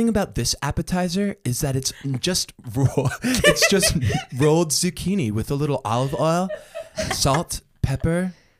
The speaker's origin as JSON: {"language": "English", "region": "New York", "country": "United States", "moved": "as an adult", "lives_now": "Los Angeles, United States", "said": "I am from New York, and I'm just moved to Los Angeles."}